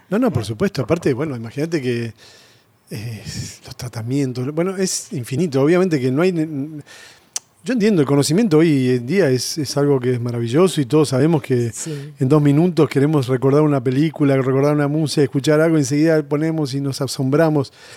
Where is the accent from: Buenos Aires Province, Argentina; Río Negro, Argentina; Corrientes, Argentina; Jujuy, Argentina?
Buenos Aires Province, Argentina; Castelar; also born or lived in Mataderos, Buenos Aires; crecí en Castelar